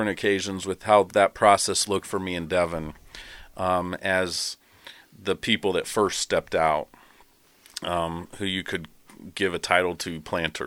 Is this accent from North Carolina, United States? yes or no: no; Terre Haute, Indiana, United States; moved away; I'm also from Terre Haute, Indiana.